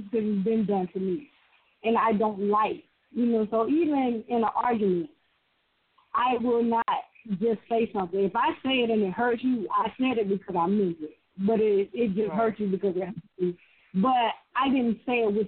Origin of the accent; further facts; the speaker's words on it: the Deep South, United States; Matter of fact, I'm from deeper south, I'm from the woods, the swamp, really.